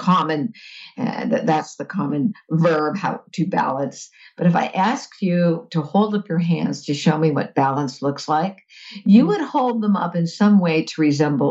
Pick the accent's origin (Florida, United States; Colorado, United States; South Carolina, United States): Florida, United States; Fort Lauderdale; as a kid, I grew up in South Florida, in Fort Lauderdale.